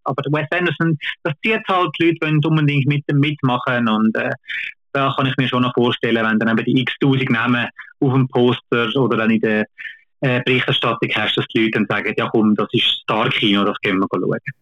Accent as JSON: {"language": "German", "country": "Switzerland", "said": "bei uns in Kinos"}